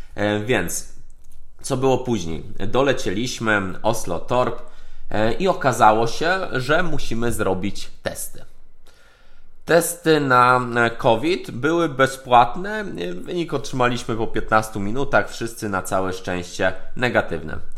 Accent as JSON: {"language": "Polish", "country": "Poland", "said": "jesteśmy z Polski"}